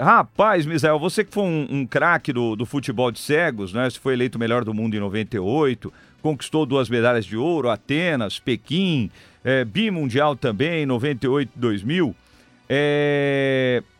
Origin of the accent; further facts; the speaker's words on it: São Paulo, Brazil; eu sou da Zona Norte de São Paulo.